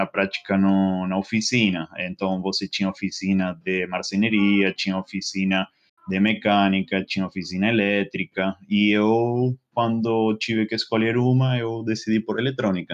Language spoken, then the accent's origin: Portuguese; northern coast of Greater Buenos Aires, Buenos Aires Province, Argentina; Portuguese is a second language; moved away as an adult; now in São Paulo, Brazil; é a cidade onde eu onde eu nasci, onde moram meus pais, né? Agora é uma cidade que fica bem no, no litoral norte de Buenos Aires